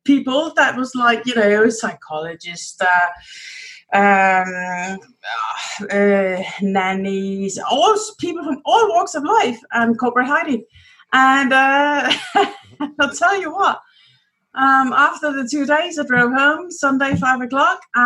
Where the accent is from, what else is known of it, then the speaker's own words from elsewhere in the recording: Denmark; moved away as an adult; also born or lived in United Kingdom; I'm from Denmark. But I lived many years in the UK.